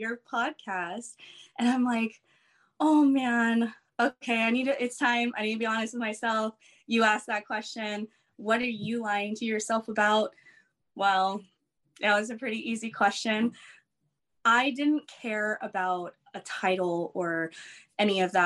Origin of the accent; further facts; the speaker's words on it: Lake Elsinore, California, United States; also born or lived in Torrance, California; I grew up I was born in Torrance, California, moved to Lake Elsinore. So like Riverside area. So I've pretty much been in the same area in Southern California for a while.